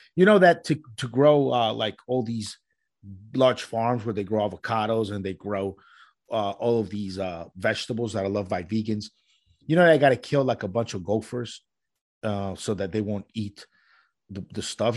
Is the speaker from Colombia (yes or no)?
yes; Colombia; moved away; where I'm from and, and where I was born in Colombia